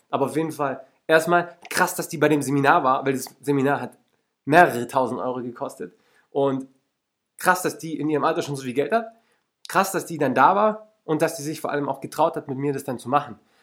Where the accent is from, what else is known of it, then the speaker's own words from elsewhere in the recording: Lake Constance, Baden-Württemberg, Germany; Ich bin zum Beispiel am Bodensee aufgewachsen